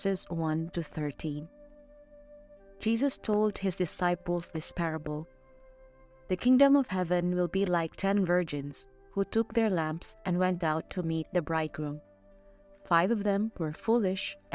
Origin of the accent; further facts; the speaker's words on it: Philippines; now in Mexico; I am a Filipino missionary, and I'm currently assigned in Mexico